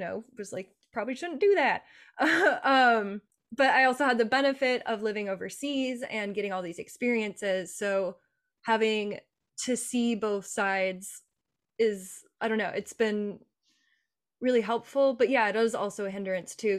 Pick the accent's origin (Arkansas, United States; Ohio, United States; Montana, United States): Montana, United States; I grew up in a very Republican family. We grew up in Montana